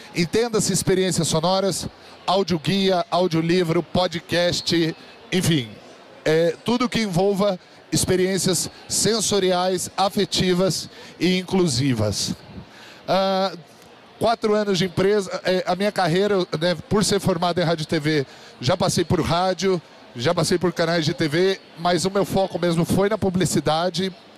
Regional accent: São José dos Campos, São Paulo, Brazil; sou natural da cidade de São José dos Campos, que é um polo de tecnologia no interior de São Paulo, no Vale do Paraíba

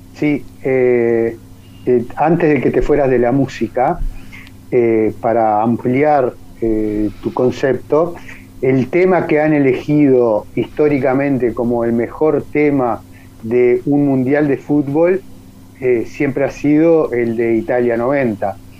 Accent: Uruguay

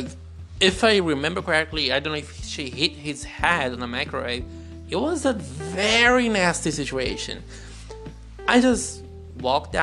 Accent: Brazil; English is a second language; also born or lived in United Kingdom; I'm Brazilian.

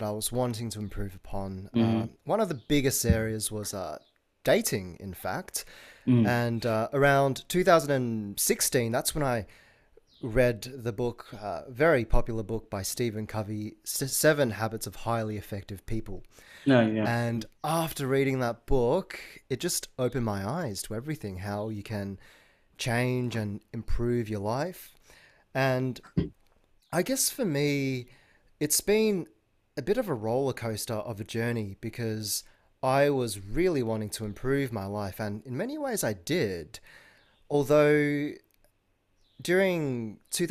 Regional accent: Melbourne, Victoria, Australia; I'm from Melbourne in Australia.

